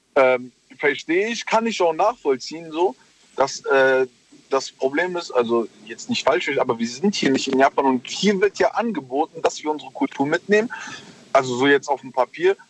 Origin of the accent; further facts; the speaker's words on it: Germany; weil ich hier geboren bin und hier aufgewachsen bin